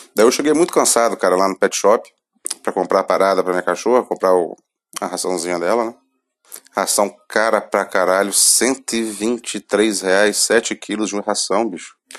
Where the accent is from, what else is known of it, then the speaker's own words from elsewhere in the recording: Brazil; sou brasileiro